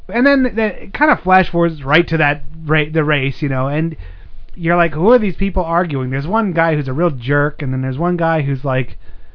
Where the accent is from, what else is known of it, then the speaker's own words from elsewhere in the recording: Sweden; Yeah, I'm from Sweden, and her, she was like